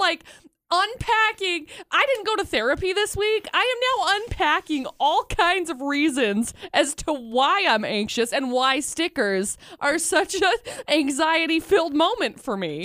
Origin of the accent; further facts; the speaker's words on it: Brigham City, Utah, United States; also born or lived in Tremonton, Utah; I moved to Tremont and from Brigham City